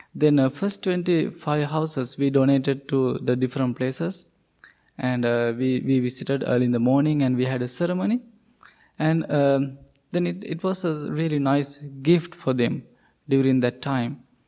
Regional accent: Sri Lanka; English is a second language; moved away as an adult; I'm coming from Sri Lanka

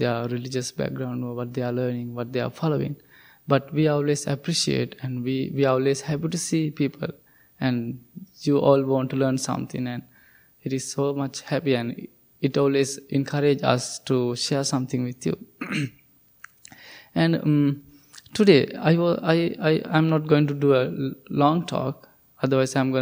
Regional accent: Sri Lanka; English is a second language; moved away as an adult; I'm originally from Sri Lanka

